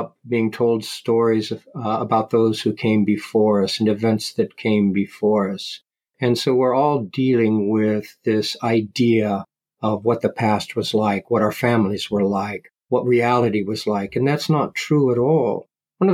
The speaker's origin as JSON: {"language": "English", "region": "Ohio", "country": "United States", "tie": "born or raised there", "said": "I grew up in Ohio in the Midwest, that's where I spent my time."}